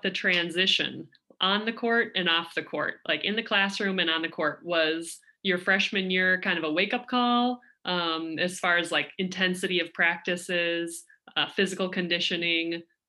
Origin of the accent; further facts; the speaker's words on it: Minnesota, United States; because I'm from Minnesota